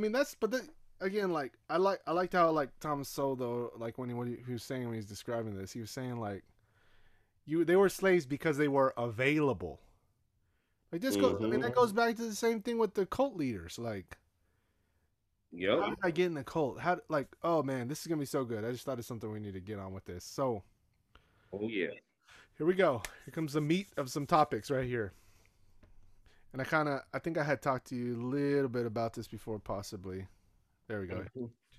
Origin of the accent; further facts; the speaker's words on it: Nigeria; But Nigerians are some of the most racist people I ever met in my life. And I'm saying that from being Nigerian.